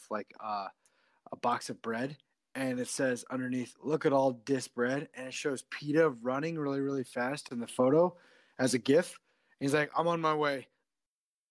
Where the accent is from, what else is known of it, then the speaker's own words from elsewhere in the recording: Idaho, United States; we're from Idaho